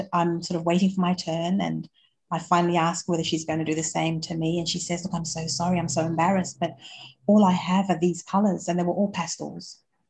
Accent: Australia; born there; I was born in Australia, and I'll add that to my story shortly

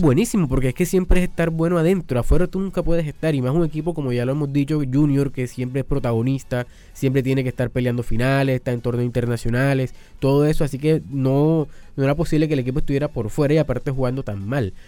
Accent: Barranquilla, Atlántico, Colombia; como colombianos, como barranquilleros

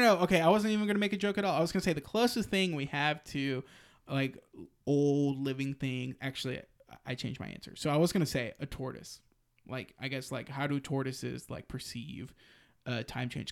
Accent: Austin, Texas, United States; my hometown. And it was in, you know, the crown jewel of Austin, Zilker Park

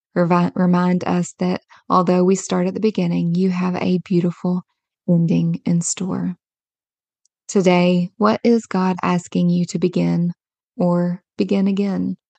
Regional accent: Kentucky, United States; I was born and raised in a small rural Kentucky town

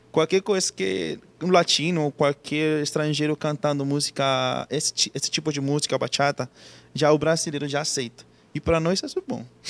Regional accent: Venezuela; Portuguese is a second language; moved away as an adult; now in Manaus, Brazil; como venezuelano

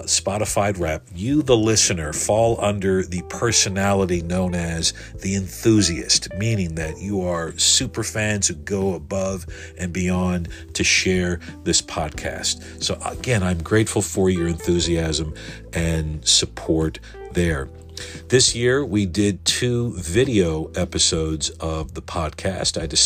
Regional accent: United States; listeners here in my home country

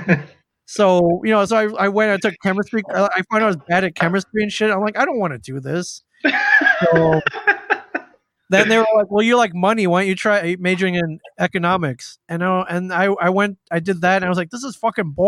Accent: Michigan, Indiana, Midwest, United States; moved away as an adult; now in New Jersey, United States; I grew up in the Midwest, in Michigan, in Indiana

